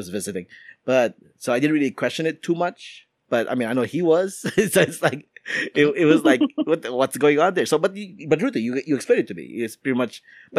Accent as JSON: {"language": "English", "country": "Philippines", "lives_now": "United States", "said": "even though as a Filipino, I'm actually not a huge fan of going to Filipino restaurants in America."}